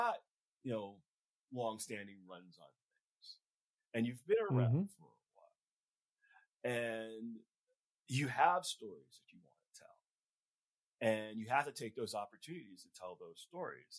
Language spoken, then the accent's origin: English; New York City, New York, United States; I grew up in Flatbush. Okay. I still live in Brooklyn